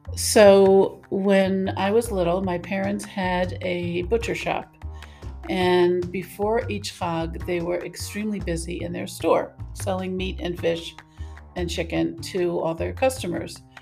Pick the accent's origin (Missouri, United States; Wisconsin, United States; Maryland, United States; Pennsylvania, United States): Maryland, United States; I grew up in the United States, Maryland.